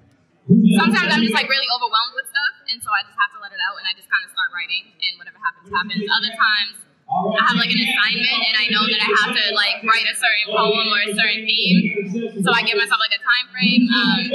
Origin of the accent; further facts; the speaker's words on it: Brockton, Massachusetts, United States; I'm from Brockton, Massachusetts.